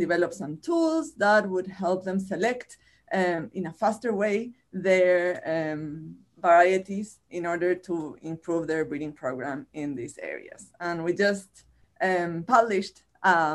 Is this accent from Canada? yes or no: no; Chile; accent: Chilean Spanish; first language Spanish; English is a second language; moved away as an adult; now in United States; I am originally from Chile, from this country at the end of the world, where I got my bachelor's and my master's degrees